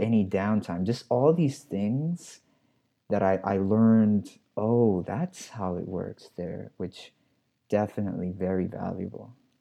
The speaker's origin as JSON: {"language": "English", "town": "New York City", "region": "New York", "country": "United States", "said": "I'm a New Yorker. I'm from the Bronx"}